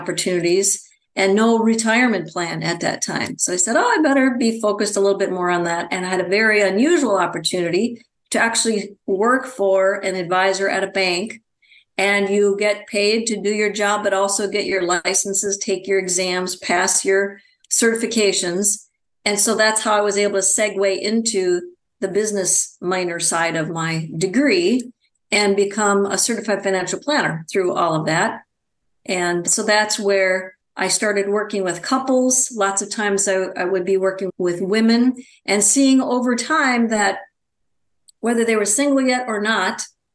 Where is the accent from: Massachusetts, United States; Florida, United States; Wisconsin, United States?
Wisconsin, United States; now in Phoenix, United States; I'm originally from Wisconsin.